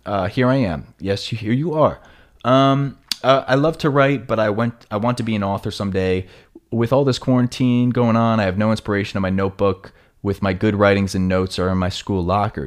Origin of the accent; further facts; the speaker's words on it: Long Island, New York, United States; accent: New York; moved away as an adult; now in Los Angeles, United States; my block on Long Island